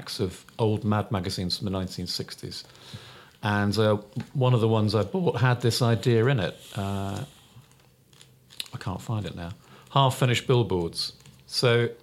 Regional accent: Uxbridge, London, United Kingdom; I grew up in Uxbridge

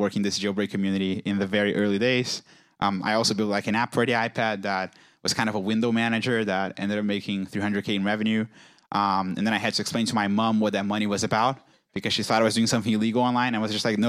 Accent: Rio de Janeiro, Brazil; moved away; I'm from Brazil originally. I was born in Rio, which is a very nice city.

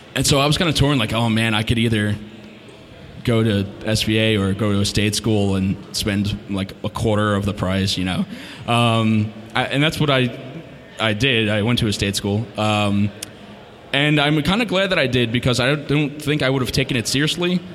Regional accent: New Jersey, United States; I am from North Jersey, um, born and raised, still there

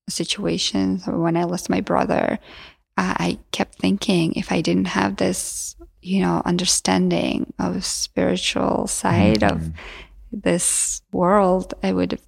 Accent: Georgia; first language Georgian; English is a second language; moved away

